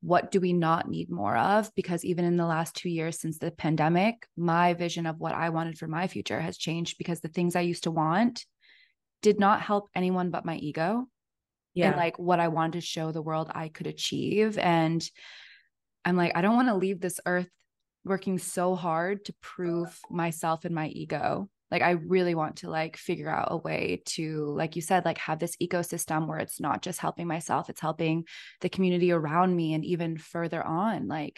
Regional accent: United States; now in New York, United States; growing up in the States, we're very sheltered from a lot of that stuff, especially growing up in small communities and having these safe havens. Moving to New York was so eye-opening to me

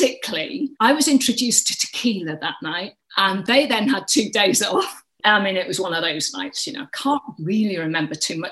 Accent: North Wales, United Kingdom; moved away as an adult; also born or lived in Denbigh / Cambridge / Leeds; I grew up in North Wales. I'm a Welsh girl

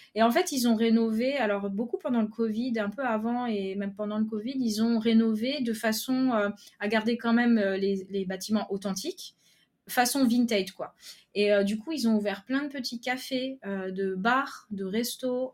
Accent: Lorraine, Grand Est, France; moved away as an adult; also born or lived in Paris; now in Kuala Lumpur, Malaysia; on est originaire de Lorraine, mais on était pour le travail à Paris

